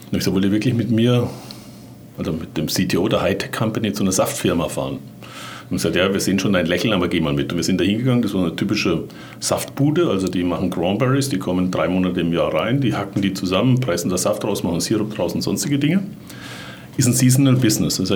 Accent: Bavaria, Germany; Jetzt bin ich ja Franke

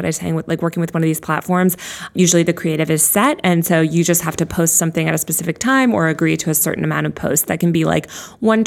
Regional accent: New York, United States; I'm a New Yorker.

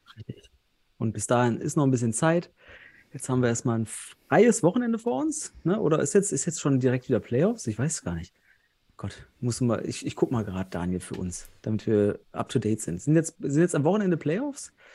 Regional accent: North Rhine-Westphalia, Germany; Ich komme ja selbst aus Westfalen

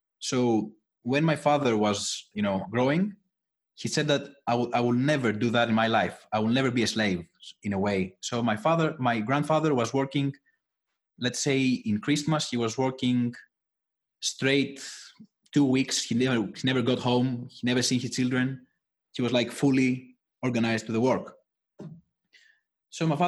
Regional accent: Athens, Attica, Greece; English is a second language; I was born in Athens, Greece, so I never left.

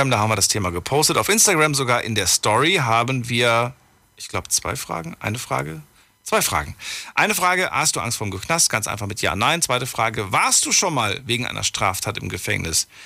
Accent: Nentershausen, Rhineland-Palatinate, Germany; Ja, ich bin aus Nendershausen bei Dietz.

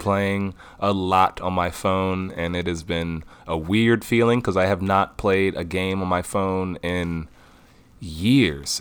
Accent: Detroit, Michigan, United States; born and raised in Detroit

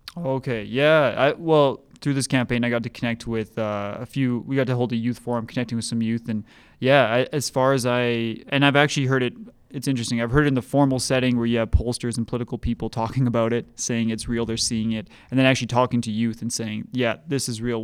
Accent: Edmonton, Alberta, Canada; now in Calgary, Canada; I grew up in Edmonton

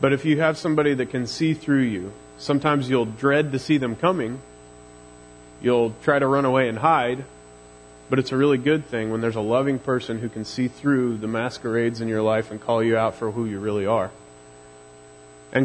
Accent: Missouri, United States; accent: Missouri drawl; my Missouri drawl gets real thick

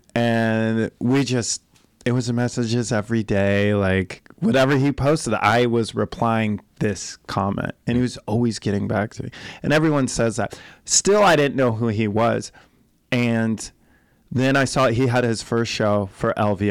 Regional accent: Colorado, United States; I'm from Colorado

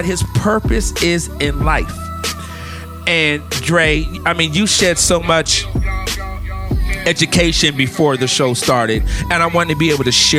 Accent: California, United States; also born or lived in Brooklyn, New York; I moved from New York to California. But I'm so California. I moved here when I was 6 years old.

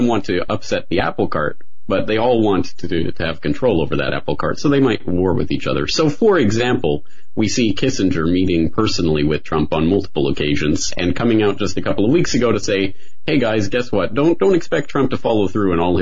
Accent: Canada; now in Japan; I'm a Canadian. I live in Japan

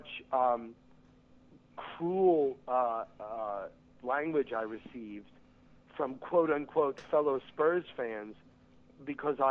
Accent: United States; Red Bulls are my hometown team

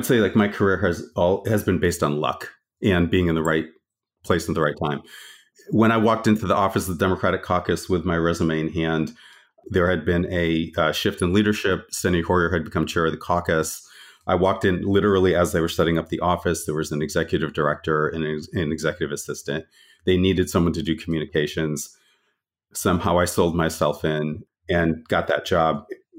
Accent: Connecticut, United States; I grew up in Connecticut and went to Central Connecticut State University, studied political science, and at some point decided I needed to get to DC

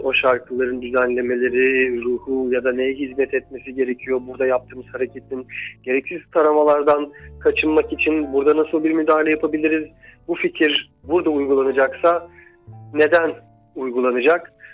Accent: Giresun, Turkey; moved away; çocukluğunun ya da 20 yaşına kadarki hayatının bir kısmı e, Giresun'da geçen birisi olarak

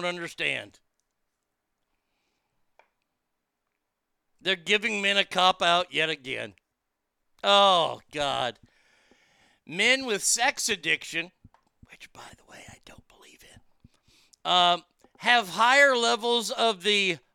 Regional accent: the South, United States; I'm from the South and don't eat okra

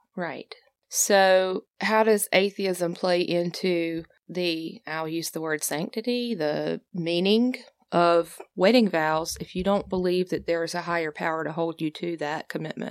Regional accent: the South, United States; I was raised in the South

